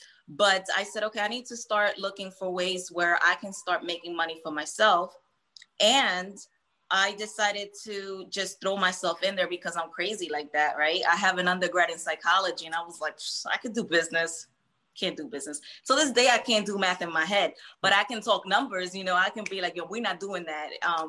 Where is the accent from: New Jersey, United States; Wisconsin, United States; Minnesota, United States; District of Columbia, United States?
New Jersey, United States; Hoboken; also born or lived in Puerto Rico / New York / Philadelphia; I was born in PR and I was raised in Hoboken, then New York, then we moved to Philly.